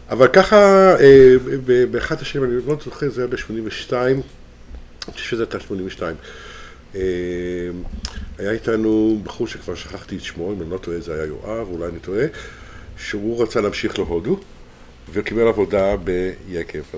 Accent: Herzliya, Tel Aviv District, Israel; also born or lived in Haifa / France / South America; יליד חיפה, גדלתי בגיל קטן, בגיל שנתיים בהרצליה

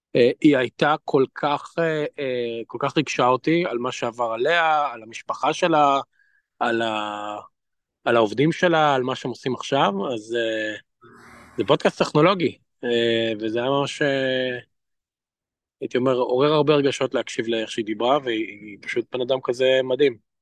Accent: Israel; moved away; אני פרסמתי רק איך לדבר לישראלי בתור ישראלי

